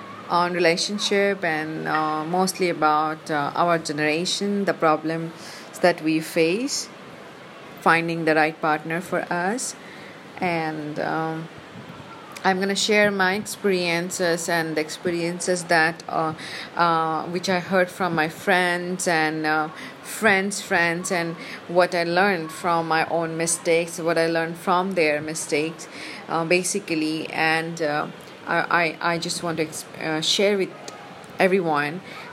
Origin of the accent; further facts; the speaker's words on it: Mumbai, Maharashtra, India; I'm from Mumbai